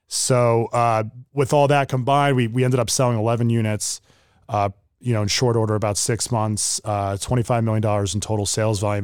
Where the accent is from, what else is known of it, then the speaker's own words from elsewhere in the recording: Sparta, New Jersey, United States; I grew up in Sparta, New Jersey